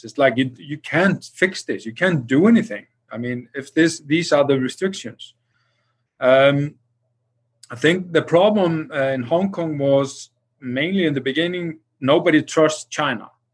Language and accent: English; Iceland